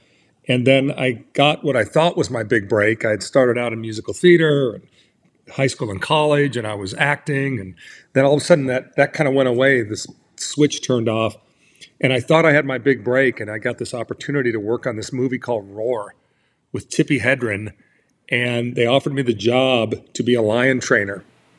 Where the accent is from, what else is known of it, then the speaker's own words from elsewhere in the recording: Orange County, California, United States; I was growing up in Orange County at that time, Newport Beach, Costa Mesa